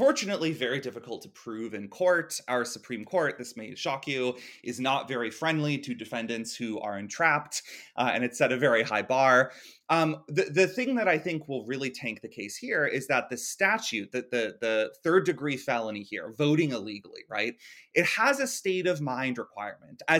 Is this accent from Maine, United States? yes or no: no; Florida, United States; I grew up in Florida